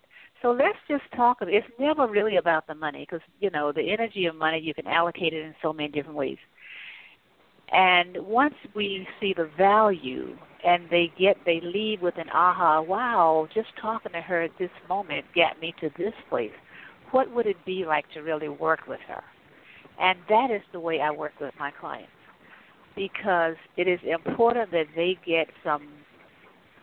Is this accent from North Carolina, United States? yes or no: yes; North Carolina, United States; I grew up in North Carolina